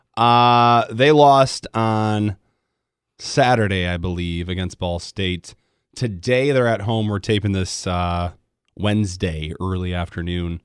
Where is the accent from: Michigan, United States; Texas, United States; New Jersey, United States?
Michigan, United States; Grand Rapids; moved away; I grew up in Grand Rapids